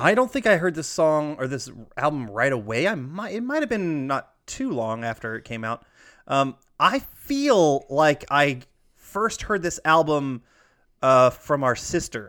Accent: Alpharetta, Georgia, United States; born or raised there; moved away

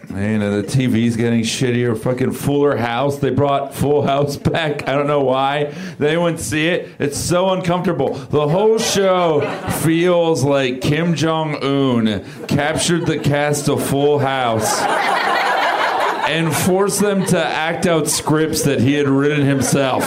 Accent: South Florida, United States; I'm from South Florida.

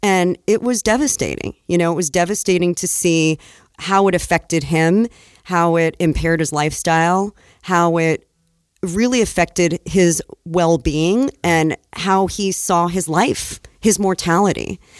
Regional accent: Egypt; I grew up in Egypt, and we would go to the market for everything.

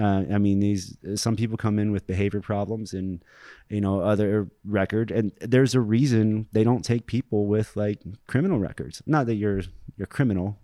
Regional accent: Springfield, Ohio, United States; moved away as an adult; I'm from Springfield, Ohio.

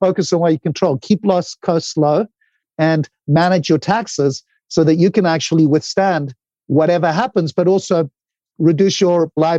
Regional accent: Zimbabwe; moved away; when I came from Zimbabwe, I'd built two companies.

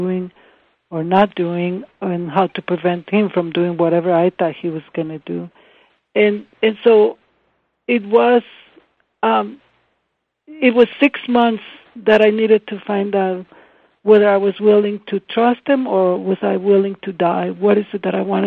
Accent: Ensenada, Baja California, Mexico; English is a second language; moved away; I grew up in Ensenada on the beach

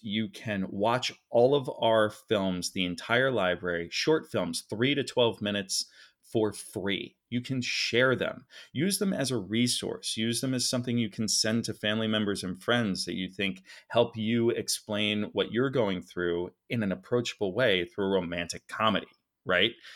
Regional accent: Philadelphia, Pennsylvania, United States; moved away as an adult; now in Los Angeles, United States; I was raised uh, very wealthy. Actually, my father did very well. I'm from Philadelphia, Center City, three blocks from City Hall.

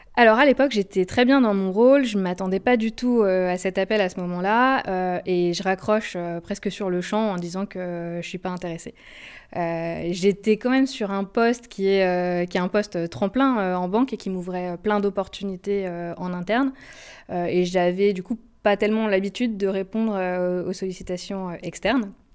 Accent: Haute-Savoie, Auvergne-Rhône-Alpes, France; moved away as an adult; also born or lived in Nice / Paris / Lille; j'ai grandi en Haute-Savoie

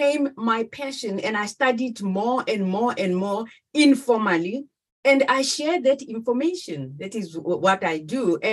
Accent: South Africa; moved away as an adult; now in Netherlands; a South African who now resides in the Netherlands

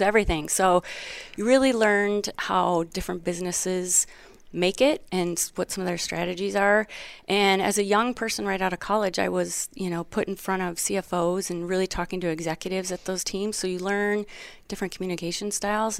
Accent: Wisconsin, United States; moved away; where'd you grow up?" And I said, Wisconsin

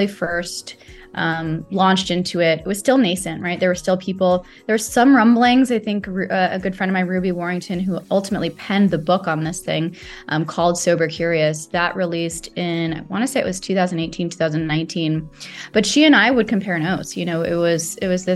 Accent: Saudi Arabia; moved away; I grew up in Saudi Arabia

